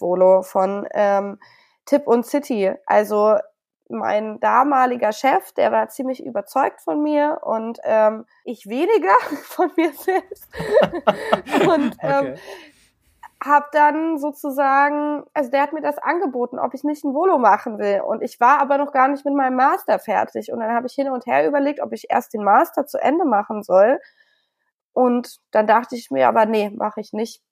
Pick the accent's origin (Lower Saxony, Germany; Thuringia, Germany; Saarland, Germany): Lower Saxony, Germany; Hameln; moved away as an adult; also born or lived in Bad Münder / Bonn; now in Berlin, Germany; ich bin ja in Hameln aufgewachsen